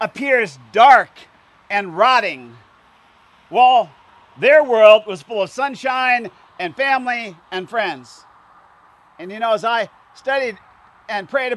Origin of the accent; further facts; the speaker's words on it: Indiana and Illinois, Midwest, United States; me and my friends growing up in Indiana and Illinois